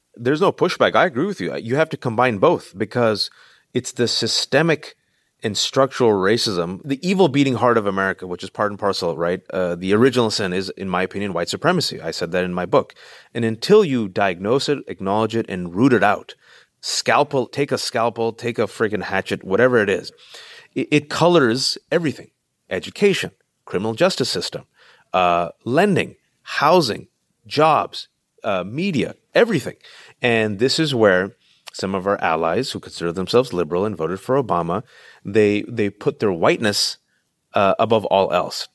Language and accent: English; Bay Area, California, United States; I'm in California, born and raised in the Bay Area, Tupac-Asani immigrant parents